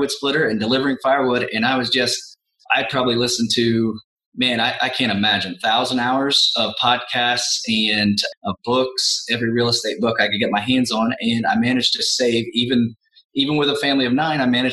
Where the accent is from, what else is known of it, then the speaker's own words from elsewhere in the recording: Midwest, United States; I'm a Midwesterner